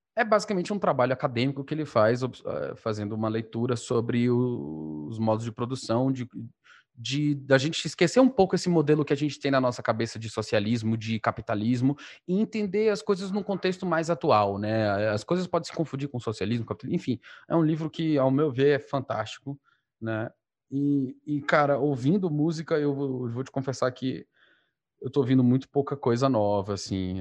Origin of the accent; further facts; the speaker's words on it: Northeast Region, Brazil; A gente é um bando de nordestino